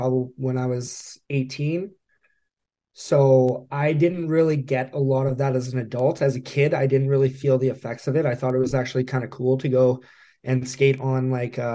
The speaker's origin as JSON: {"language": "English", "town": "Whitehorse", "region": "Yukon", "country": "Canada", "tie": "born or raised there", "moved": "yes", "lives_now": "Edmonton, Canada", "said": "Born and raised, yes, Whitehorse, Yukon."}